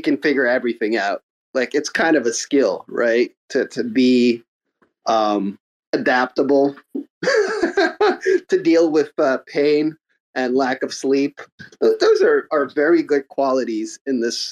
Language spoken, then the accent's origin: English; Montreal, Quebec, Canada; I'm from Montreal